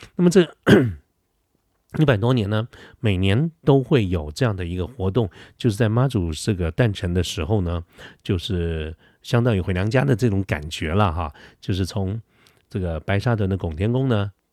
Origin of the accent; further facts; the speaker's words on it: Taiwan; 我们台湾人民